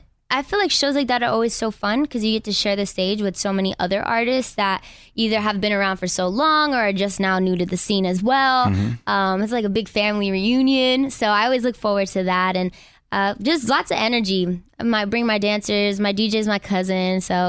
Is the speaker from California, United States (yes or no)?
yes; Inglewood, California, United States; I'm from Inglewood.